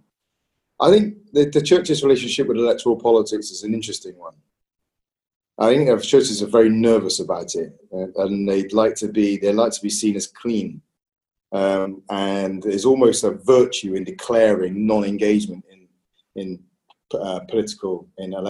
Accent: Bristol, South West England, United Kingdom; born or raised there

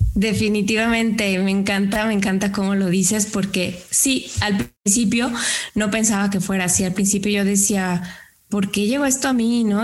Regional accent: Lagos de Moreno, Jalisco, Mexico; now in San Luis Potosí, Mexico; Yo no soy de San Luis Potosí, yo soy de un pueblo que se llama Lagos de Moreno

